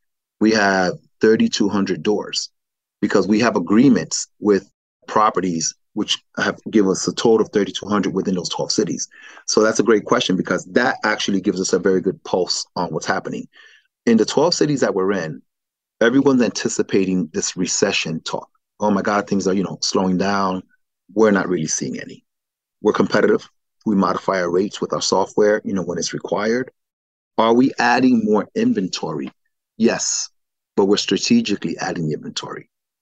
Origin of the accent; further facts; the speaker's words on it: New York, United States; also born or lived in Miami / Philadelphia; growing up in New York and in the East Coast, Miami, Philadelphia, that's what it was.